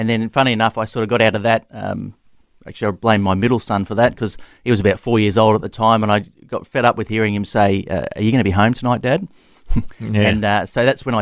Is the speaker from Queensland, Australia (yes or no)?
yes; Logan City, Queensland, Australia; I was actually born here in Logan City.